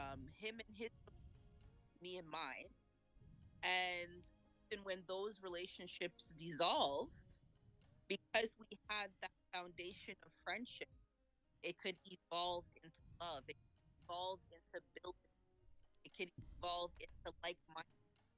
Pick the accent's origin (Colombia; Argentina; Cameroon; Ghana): Ghana; So I'm from Ghana. My parents are from Ghana.